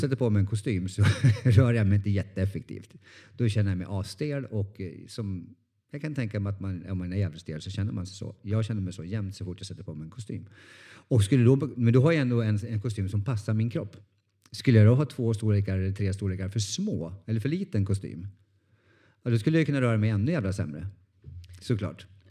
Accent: Norrland, Sweden; jag är från Norrland

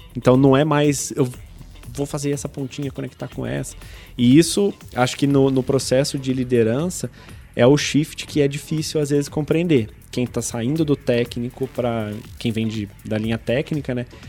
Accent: São Lourenço, Minas Gerais, Brazil; moved away; Eu, eu sou do, do, interior de Minas Gerais, de uma cidade de São Lourenço, cidade das águas minerais de São Lourenço.

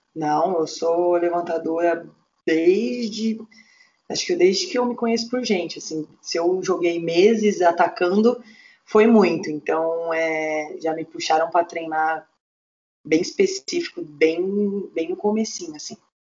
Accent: Curitiba, Paraná, Brazil; also born or lived in São Paulo; Eu, eu sou natural de São Paulo, né? E eu nadava quando era criança e eu vim bem nova para Curitiba, com oito anos.

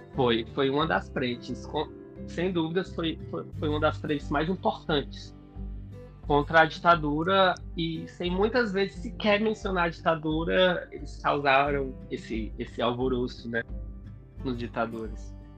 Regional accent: Fortaleza, Ceará, Brazil; moved away as an adult; also born or lived in Salvador; Porque eu sou de Fortaleza, voltei a morar em Fortaleza, inclusive, há um mês. Mas nos últimos cinco anos eu passei morando em Salvador.

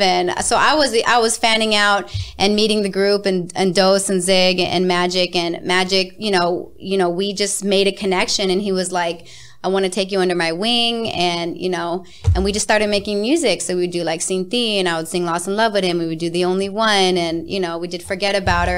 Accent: Las Vegas, Nevada, United States; I was born and raised in Las Vegas

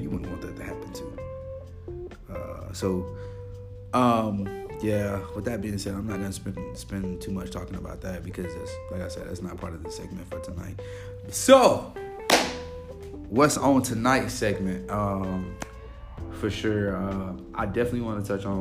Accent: Little Rock, Arkansas, United States; now in Pensacola, United States; my hometown in Little Rock, Arkansas

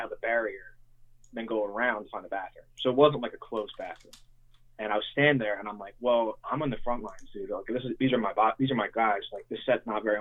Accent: Lansdale, Pennsylvania, United States; also born or lived in Philadelphia; I grew up in Montgomeryville, Lansdale area. Like, I'm from Lansdale pretty much

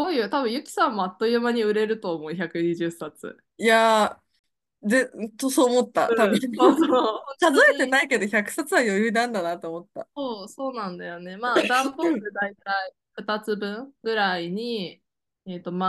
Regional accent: Iwate, Japan; now in Niigata, Japan; 春に、えー、地元岩手県に帰ることにしまして、はい、あの新潟を離れることにしまし

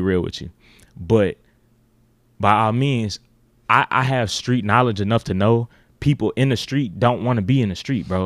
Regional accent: Memphis, Tennessee, United States; I grew up uh, Orange Mound, uh, Midtown, South Memphis

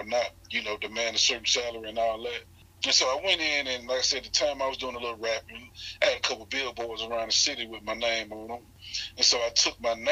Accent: Hattiesburg, Mississippi, United States; I'm born and raised in Hattiesburg, Mississippi

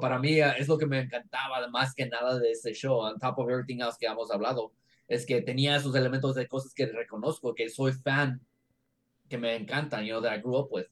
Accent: Mexico; los mexicanos hablamos español.

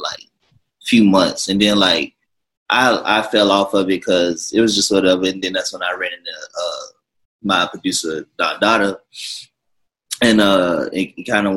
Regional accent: Jacksonville, Florida, United States; now in Los Angeles, United States; I come from Jacksonville, Florida, Duval County.

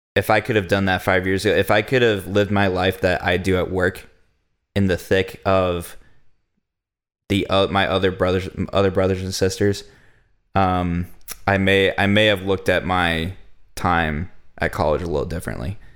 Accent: United States; As an American church

